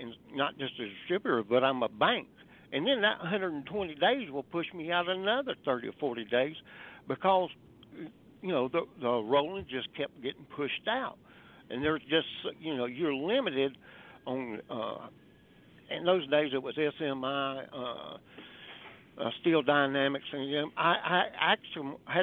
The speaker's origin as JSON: {"language": "English", "region": "the South", "country": "United States", "said": "I'm from the South"}